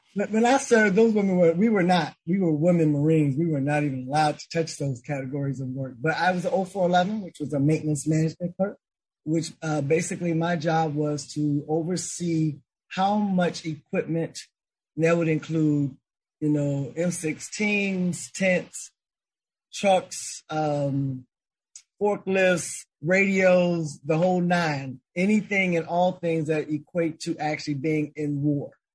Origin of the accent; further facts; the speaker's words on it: Chicago, Illinois, United States; growing up in Chicago